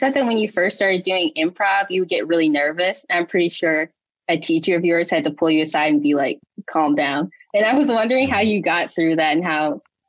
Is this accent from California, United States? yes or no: no; Illinois, United States; moved away as an adult; now in Brooklyn, United States; I am in Brooklyn right now, but I'm from Illinois. But I'm here right now for college. So I go to NYU.